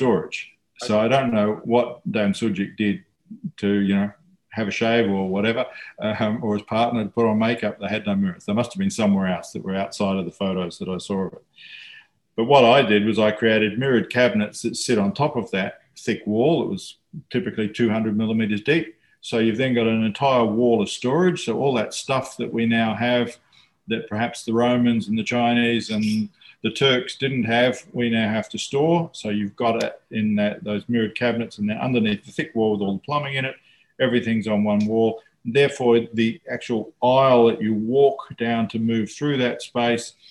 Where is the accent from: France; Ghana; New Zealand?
New Zealand; now in Australia; when I was growing up in New Zealand